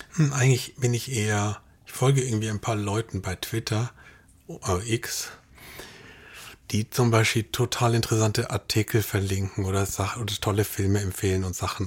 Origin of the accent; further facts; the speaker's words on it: Munich, Bavaria, Germany; moved away; also born or lived in Darmstadt; ich bin in München aufgewachsen